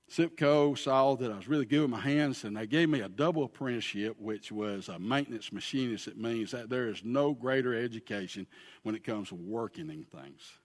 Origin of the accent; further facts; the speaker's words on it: Pell City, Alabama, United States; also born or lived in Huntsville, Alabama; I am from Pell City, Alabama